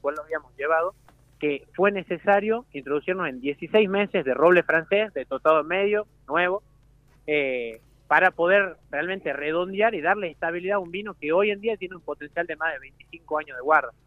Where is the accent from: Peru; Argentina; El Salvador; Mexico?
Argentina; Jujuy; moved away as an adult; now in Mendoza, Argentina; yo siendo jujeño